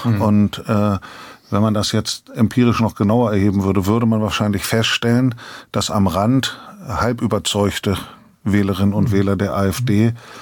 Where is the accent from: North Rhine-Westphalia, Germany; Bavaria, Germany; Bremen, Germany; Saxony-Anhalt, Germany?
Bremen, Germany; Als Bremer